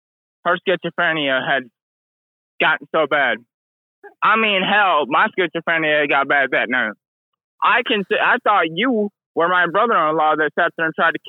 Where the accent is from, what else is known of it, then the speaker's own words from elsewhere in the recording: Michigan, United States; also born or lived in Belmont, Texas; I was born in Belmont, Texas, but I was raised in Michigan.